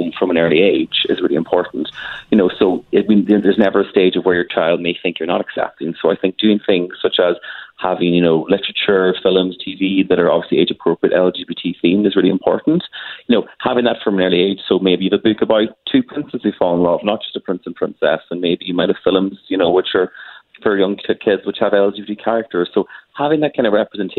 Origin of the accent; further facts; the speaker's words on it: Ireland; also born or lived in Dublin; I'm from Ireland. I live in Dublin